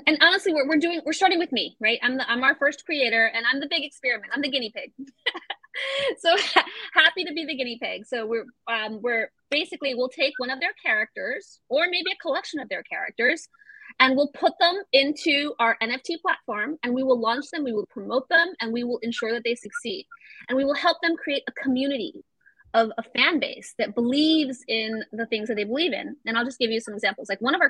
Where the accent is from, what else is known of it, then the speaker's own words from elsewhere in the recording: Florida, United States; also born or lived in Venezuela; I grew up in Florida a chunk of my life. So Disney World was like, or I was all the time. And I was like, I don't have anything Latino. I always wondered, you know? And then when I went to live in Venezuela